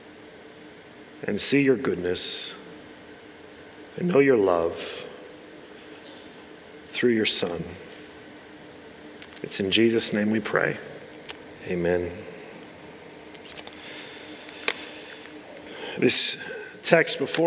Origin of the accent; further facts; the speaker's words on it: United States; moved away; I grew up in America